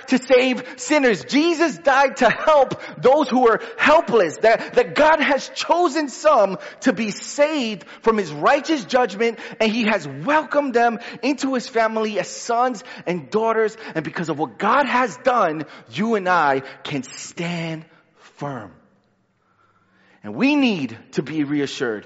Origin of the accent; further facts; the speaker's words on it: New York City, New York, United States; I'm a New Yorker